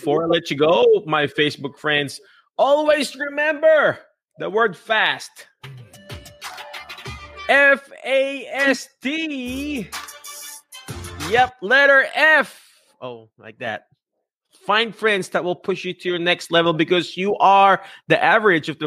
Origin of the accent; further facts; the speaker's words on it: Philippines; an ordinary Filipino dude